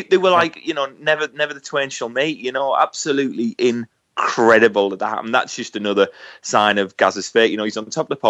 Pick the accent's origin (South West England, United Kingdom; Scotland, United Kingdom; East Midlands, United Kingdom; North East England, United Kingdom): North East England, United Kingdom; Middlesbrough; being from Middlesbrough